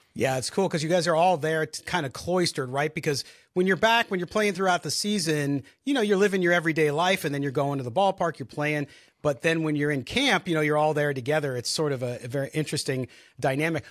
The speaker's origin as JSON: {"language": "English", "town": "San Diego", "region": "California", "country": "United States", "tie": "born or raised there", "said": "as a kid, growing up in San Diego"}